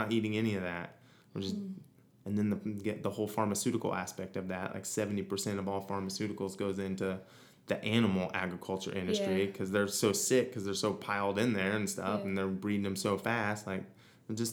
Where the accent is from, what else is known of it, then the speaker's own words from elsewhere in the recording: Missouri, United States; moved away as an adult; now in Hawaii, United States; growing up in Missouri